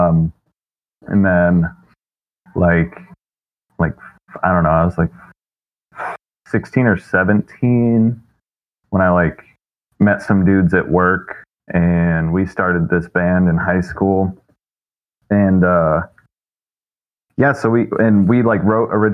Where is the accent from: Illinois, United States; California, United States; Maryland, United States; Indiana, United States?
Indiana, United States; Fort Wayne; also born or lived in Niles, Michigan / Big Rapids, Michigan; now in Mishawaka, United States; I grew up in Fort Wayne, and then we moved up to Niles.